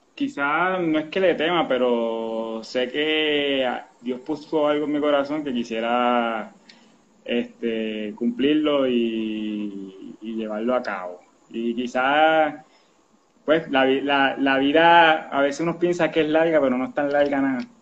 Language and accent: Spanish; Quebradillas, Puerto Rico; soy natural de Quebradilla, soy pirata